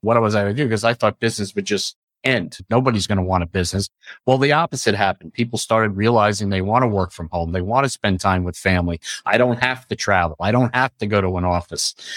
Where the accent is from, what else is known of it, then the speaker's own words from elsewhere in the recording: Long Island, New York, United States; I grew up on Long Island